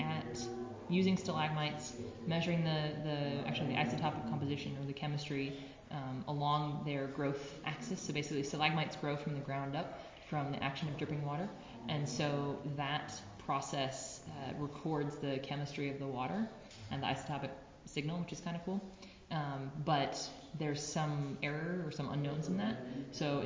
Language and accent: English; Tucson, Arizona, United States; I did apply here to the University of Arizona, back in my hometown